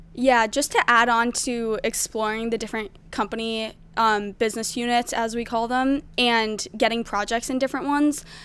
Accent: Maryland, United States; I'm from Maryland

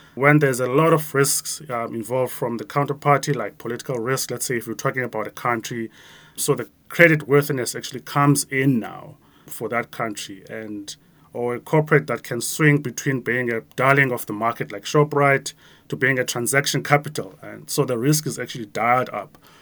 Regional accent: Grahamstown, Eastern Cape, South Africa; moved away; me growing up in a small town, like my hometown in Grahamstown, where I was a kid

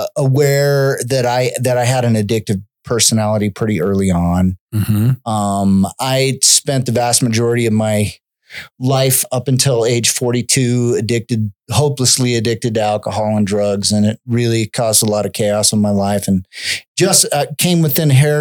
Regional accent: Cheyenne, Wyoming, United States; also born or lived in California / Connecticut; So at age seven, we moved out from the East Coast to live on our family ranch down by Cheyenne, about 27 miles northwest.

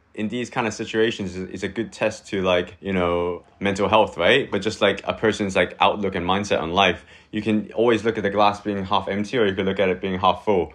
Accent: Hong Kong; moved away as an adult; also born or lived in Manchester, United Kingdom / Vancouver, Canada / India; now in Shanghai, China; born and raised in Hong Kong till I was 18.

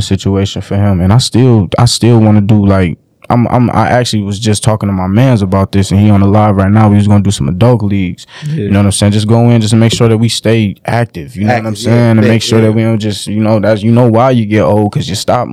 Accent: Detroit, Michigan, United States; also born or lived in Clinton Township, Michigan; I'm from the West, because that's where I was born

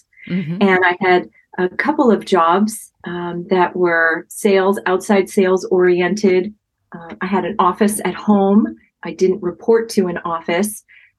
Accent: New Jersey, United States; born or raised there

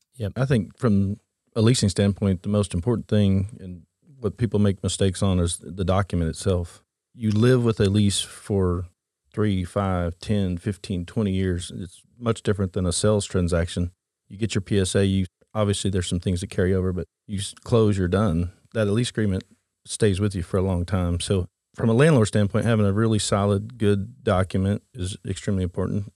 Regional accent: Oklahoma, United States; Born and raised in Oklahoma.

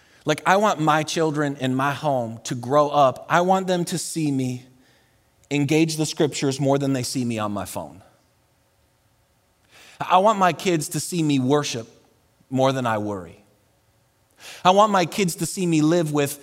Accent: Buffalo, New York, United States; also born or lived in Colorado; now in Texas, United States; I'm from Buffalo

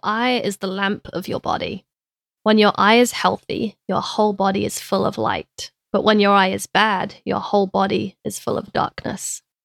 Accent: London, United Kingdom; moved away; me growing up in London

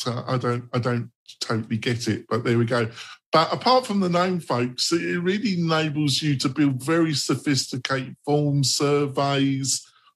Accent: England, United Kingdom; I come from England

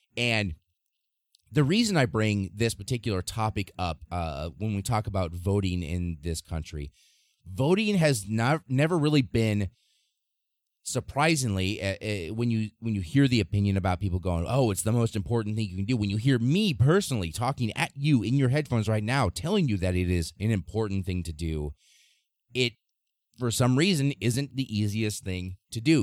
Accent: Nebraska, United States; my home state of Nebraska

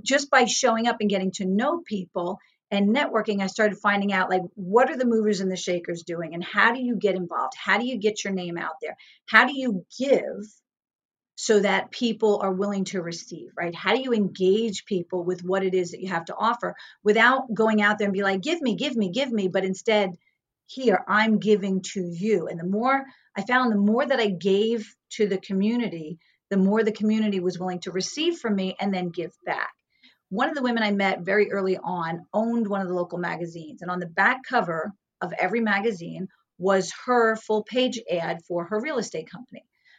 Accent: New York, United States; now in Woodstock, United States; because I was from New York. I was back here in Woodstock.

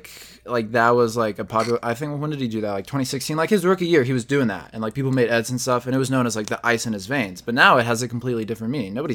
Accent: Jerusalem, Jerusalem District, Israel; born there; I was born in Jerusalem in 2003, which was during the second Intifada.

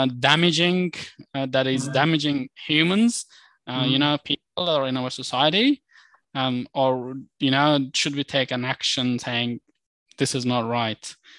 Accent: Australia; And I think as an Australian, we should sit and go through this information and reflect

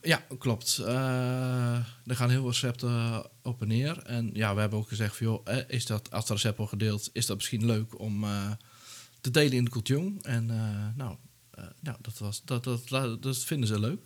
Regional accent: Netherlands; ik kom zelf uit Dijl

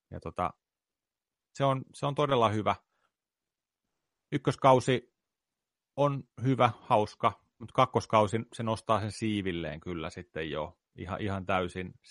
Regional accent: India; sori, mä oon intialainen, mä en voi syödä pekonia, se on mun uskontoa vastaan

